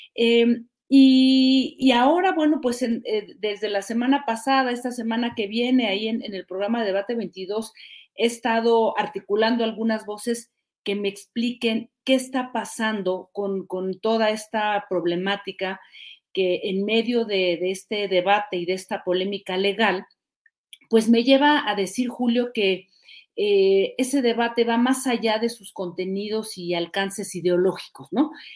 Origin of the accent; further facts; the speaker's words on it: Mexico; moved away as an adult; also born or lived in France; yo soy hija de la escuela pública, debo decirlo, desde primaria hasta universidad. Soy hija de la escuela pública y luego me fui a estudiar fuera de México